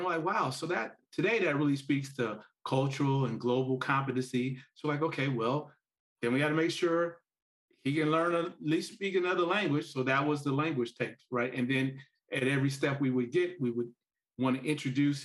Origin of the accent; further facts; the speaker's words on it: Gary, Indiana, United States; I grew up in Gary, Indiana